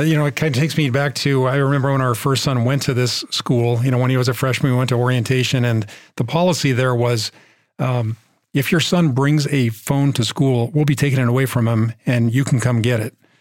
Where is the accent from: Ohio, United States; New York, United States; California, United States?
California, United States; Bay Area; we're from the Bay Area